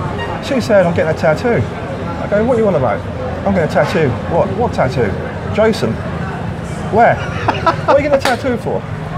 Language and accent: English; Beccles, East of England, United Kingdom; I'm from Beccles in Suffolk.